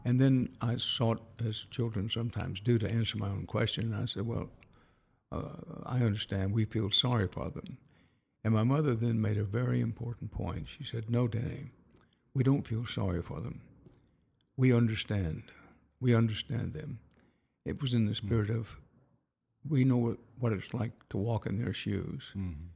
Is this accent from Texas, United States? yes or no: yes; Houston, Texas, United States; also born or lived in Wharton, Texas; I was born in Wharton, growing up in Houston